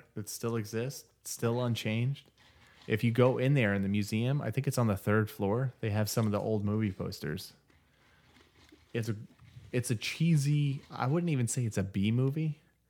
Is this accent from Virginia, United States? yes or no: no; Erie, Indiana, United States; I grew up in Erie, Indiana.